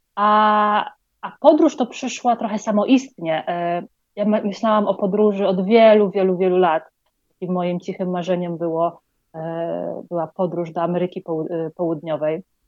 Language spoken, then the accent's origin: Polish; Poland; moved away as an adult; also born or lived in London; now in Colombia; pochodzę z Polski, ale ostatnie 8 lat mieszkałam e, w Londynie